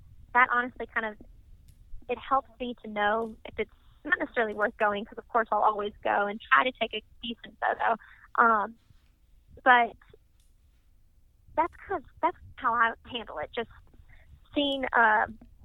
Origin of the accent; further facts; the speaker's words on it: Mississippi, United States; moved away as an adult; also born or lived in Washington, D.C.; now in Louisville, United States; I'm from Mississippi